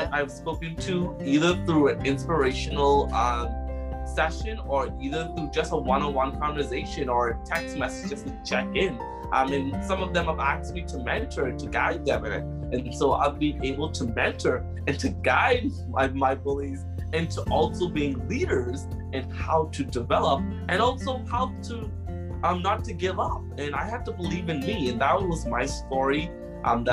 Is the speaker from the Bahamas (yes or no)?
yes; Bahamas; also born or lived in Prince Edward Island, Canada; now in Halifax, Canada; that type of island home that I grew up in the Bahamas